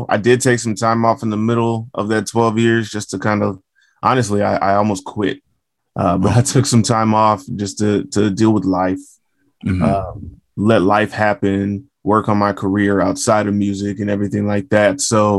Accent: Fort Worth, Texas, United States; Yes, sir. Fort Worth, Texas. I mean, nobody's ever asked me what it's like being in Fort Worth.

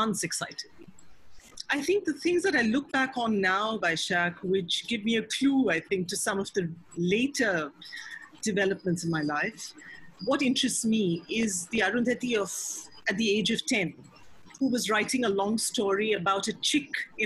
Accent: Mumbai, Maharashtra, India; I grew up in Mumbai

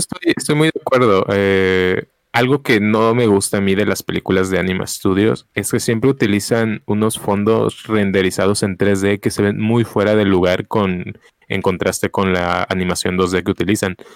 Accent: Mexico City, Mexico; moved away; yo sí crecí parte de mi, mi infancia en la Ciudad de México

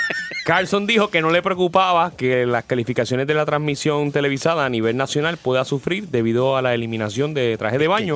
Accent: Puerto Rico; soy de Puerto Rico

